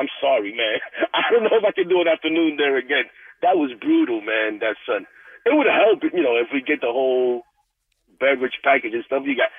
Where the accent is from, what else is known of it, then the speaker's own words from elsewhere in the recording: New York City, New York, United States; I'm Dominican, but you know, truth be told, I'm born and raised here